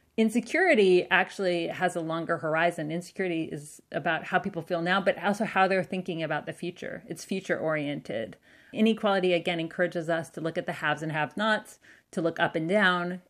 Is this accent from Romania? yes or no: no; Canada; also born or lived in United States; because of being Canadian